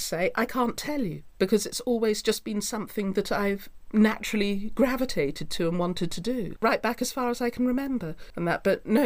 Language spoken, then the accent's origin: English; Devon, South West England, United Kingdom; I'm up here from Devon